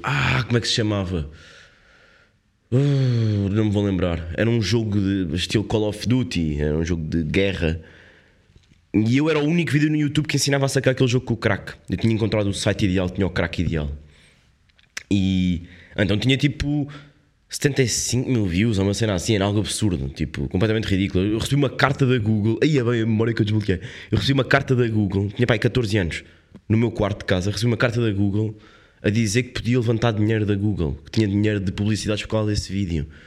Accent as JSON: {"language": "Portuguese", "country": "Portugal", "said": "somos portugueses"}